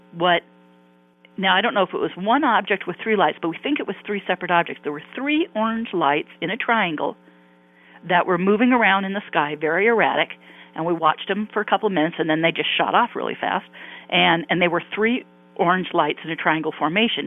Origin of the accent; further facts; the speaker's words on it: Palos Verdes, California, United States; also born or lived in Santa Monica, California / Irvine, California; now in Newport Beach, United States; I grew up in Southern California, uh, in Palos Verdes to be exact